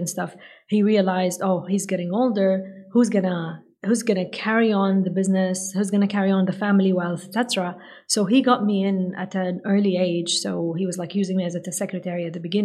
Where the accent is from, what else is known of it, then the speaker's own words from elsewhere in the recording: Saudi Arabia; English is a second language; I come from Saudi Arabia.